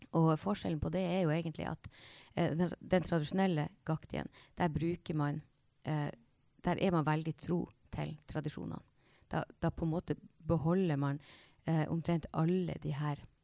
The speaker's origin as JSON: {"language": "Norwegian", "area": "Snubba", "region": "Nordland", "country": "Norway", "said": "Jeg er opprinnelig fra Snubba"}